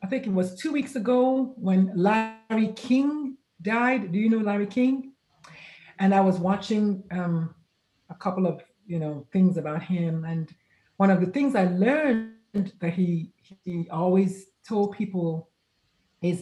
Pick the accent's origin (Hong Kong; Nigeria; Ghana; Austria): Nigeria; now in San Antonio, United States; I am Nigerian by birth, but currently I reside in San Antonio, Texas